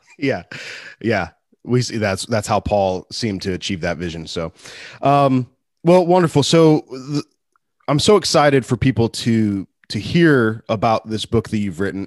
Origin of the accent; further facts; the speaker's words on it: United States; as an American man